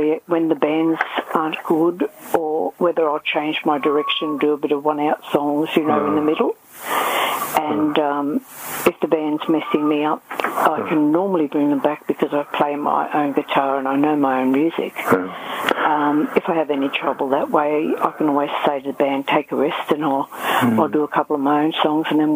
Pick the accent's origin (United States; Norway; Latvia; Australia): Australia; Amberley Air Force Base, Queensland; also born or lived in Bundaberg, Queensland; it might have been about five or six I came to Amberley Air Force Base, and we lived just outside of there. My dad was a pilot in the Air Force, and then I sort of grew up in there